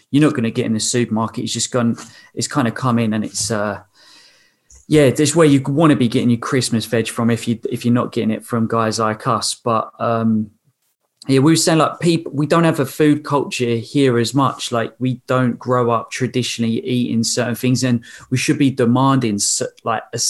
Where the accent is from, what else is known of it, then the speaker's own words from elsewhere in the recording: England, United Kingdom; I was from England